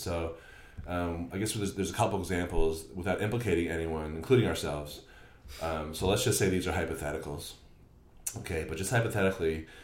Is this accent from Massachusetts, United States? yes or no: yes; Newton, Massachusetts, United States; where I grew up in Newton